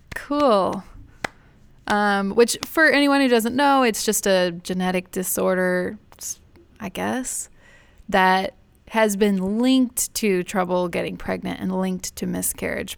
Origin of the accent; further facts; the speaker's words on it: Houston, Texas, United States; moved away; I grew up in Houston